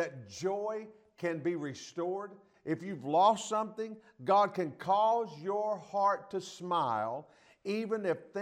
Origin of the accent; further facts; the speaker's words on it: Athens, Tennessee, United States; So that's where I'm from Athens. They call it the Friendly City.